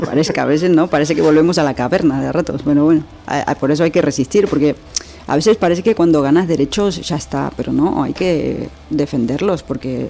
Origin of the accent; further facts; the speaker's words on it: Argentina; also born or lived in Madrid, Spain; now in Spain; cómo nos criamos en Argentina. ¿no? yo nací en dictadura